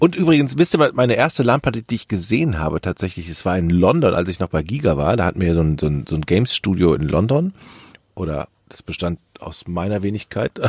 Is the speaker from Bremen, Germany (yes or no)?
no; Düsseldorf, North Rhine-Westphalia, Germany; moved away as an adult; now in Hamburg, Germany; Ich als Düsseldorfer